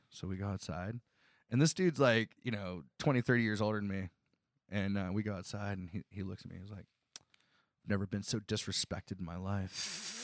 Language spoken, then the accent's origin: English; Northwest Ohio, United States; now in Columbus, United States; I grew up in Northwest Ohio